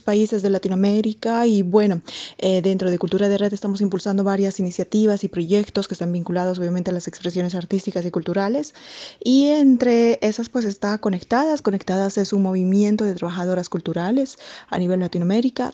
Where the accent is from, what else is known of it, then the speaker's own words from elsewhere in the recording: Bolivia; moved away as an adult; now in Brasília, Brazil; soy boliviana, de nacionalidad boliviana y bueno, viviendo como más de, cuatro meses eh, acá en Brasil, en Brasilia exactamente